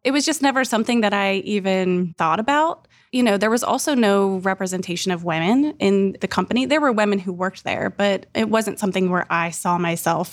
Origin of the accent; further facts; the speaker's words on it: Bellefontaine, Ohio, United States; now in Columbus, United States; I grew up in Bell Fountain, Ohio.